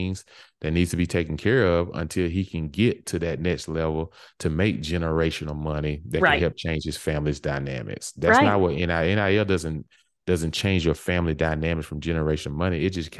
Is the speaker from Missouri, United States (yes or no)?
no; Mississippi, United States; I'm from Mississippi, so I know a lot about that Hattiesburg area. My family's down there.